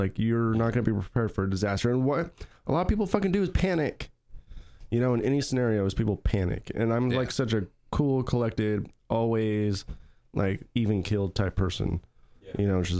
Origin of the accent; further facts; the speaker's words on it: Idaho, United States; moved away; Mary and I, we are from Idaho